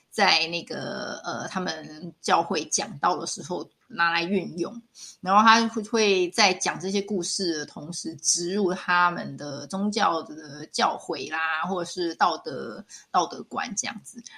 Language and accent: Chinese; Taiwan; 我们台湾这边就是会去庙里求一个什么平安符